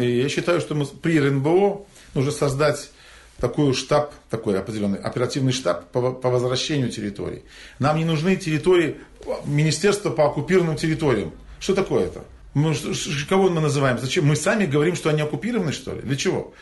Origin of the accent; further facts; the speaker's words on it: Crimea, Ukraine; мы, как коренной народ Крыма